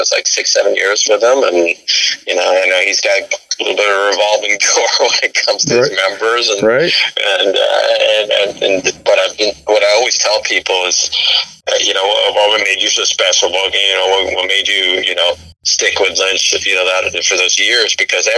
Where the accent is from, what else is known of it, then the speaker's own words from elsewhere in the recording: Sweden; moved away; I grew up in Sweden